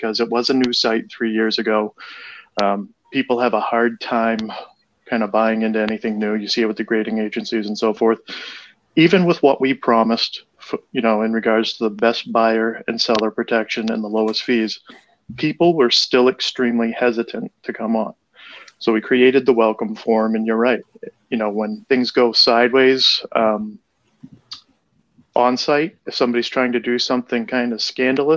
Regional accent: Boston, Massachusetts, United States; I'm from Boston

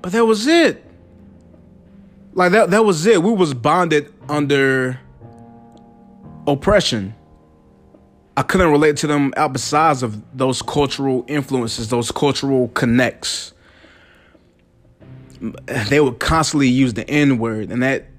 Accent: the South, United States; I'm from the South, where people pronounce potato, potato.

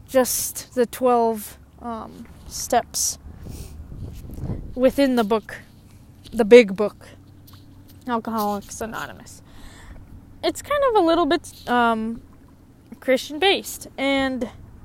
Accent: Minnesota, United States; I'm American. I'm Minnesotan. I consider myself Minnesotans.

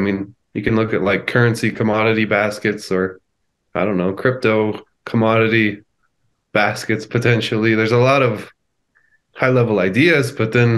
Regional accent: United States; I'm an American

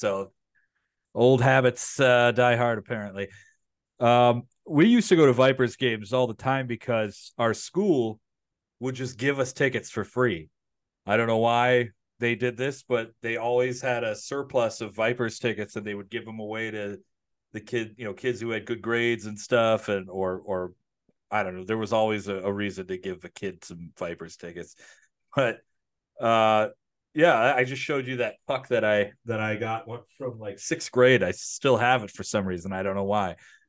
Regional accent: Detroit, Michigan, United States; Keith, you grew up in the Detroit area. I grew up in the Detroit area.

